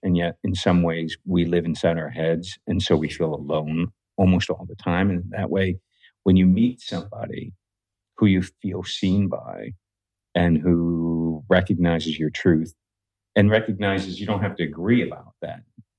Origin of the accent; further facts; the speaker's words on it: New Delhi, Delhi, India; born there; Well, I was born in India. So I was born in New Delhi, India. I'm the second oldest of six in my primary family.